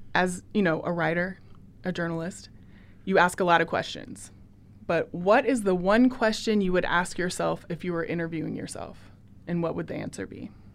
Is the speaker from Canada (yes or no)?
no; Portland, Oregon, United States; I'm from Portland